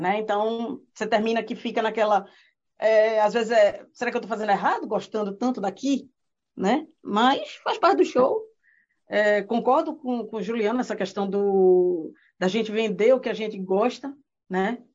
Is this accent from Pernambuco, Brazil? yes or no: yes; Pernambuco, Brazil; moved away as an adult; also born or lived in Recife; now in New Zealand; eu sou de Pernambuco, né, e lá, é, meu marido foi transferido para cá, para Nova Zelândia